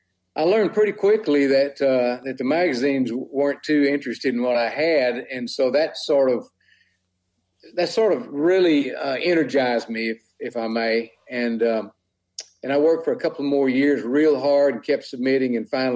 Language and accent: English; West Texas, United States; born or raised there